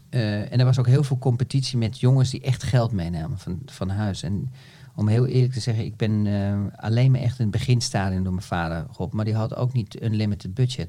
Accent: Netherlands; als Nederlander

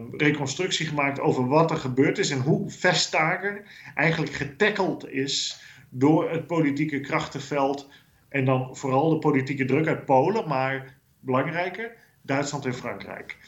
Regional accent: Netherlands; now in Brussels, Belgium; als Nederlanders

